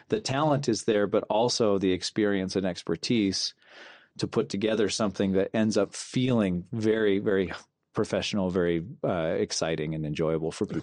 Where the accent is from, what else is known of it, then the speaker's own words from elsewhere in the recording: Kanab, Utah, United States; also born or lived in Fillmore, Utah; we grew up in Kanab